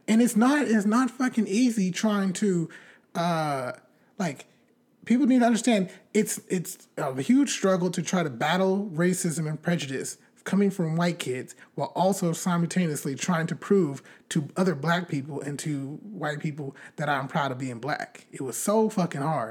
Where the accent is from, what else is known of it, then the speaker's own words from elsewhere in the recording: Bakersfield, California, United States; also born or lived in Riverside, California; I grew up in Bakersfield, California.